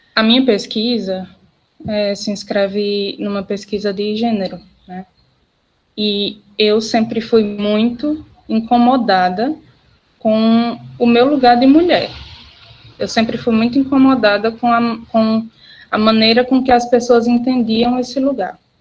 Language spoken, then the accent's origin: Portuguese; Barbalha, Ceará, Brazil; also born or lived in Juazeiro do Norte; Eu sou natural da cidade de Barbalha, aqui no Cariri Cearense